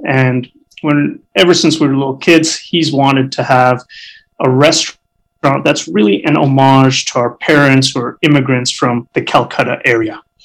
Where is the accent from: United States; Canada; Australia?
Canada; also born or lived in Alberta; as a Canadian society